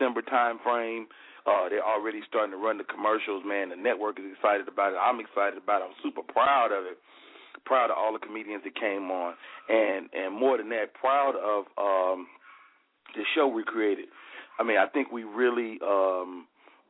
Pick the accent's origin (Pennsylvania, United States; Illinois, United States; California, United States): Illinois, United States; Chicago; moved away; my hometown